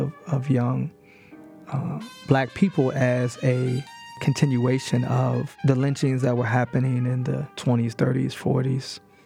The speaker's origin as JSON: {"language": "English", "town": "Chicago", "region": "Illinois", "country": "United States", "tie": "born or raised there", "also_born_or_lived": "Monrovia / Maryland", "moved": "yes", "lives_now": "Pittsburgh, United States", "said": "And she raised me with Dr. King and Malcolm X and Assata Shakur and these folks. But I didn't really understand it in Chicago"}